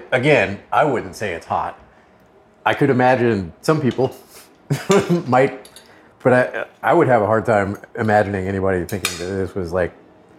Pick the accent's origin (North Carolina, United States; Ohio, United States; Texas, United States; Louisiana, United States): Louisiana, United States; I'm from Louisiana.